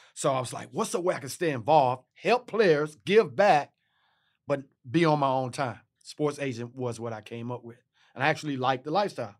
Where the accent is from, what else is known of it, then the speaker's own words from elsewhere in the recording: Texas, United States; I'm from Texas